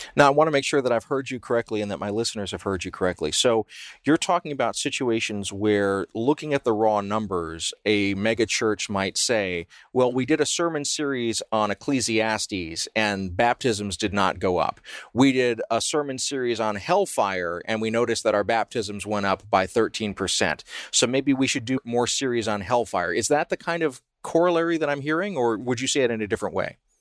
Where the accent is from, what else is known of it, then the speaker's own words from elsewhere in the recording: the South, United States; I grew up in the South